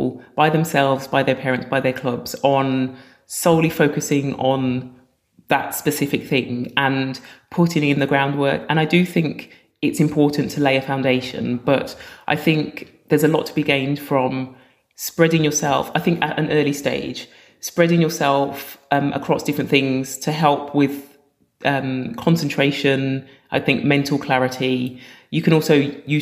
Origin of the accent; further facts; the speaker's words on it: Birmingham, West Midlands, United Kingdom; I was born in Birmingham and I've got two older sisters and they played netball at school